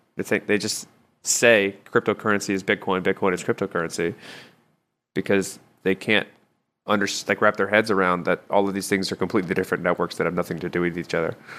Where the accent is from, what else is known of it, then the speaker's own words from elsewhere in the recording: United States; as Americans